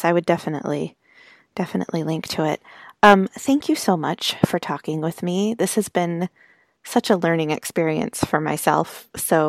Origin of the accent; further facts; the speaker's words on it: United States; I'm an American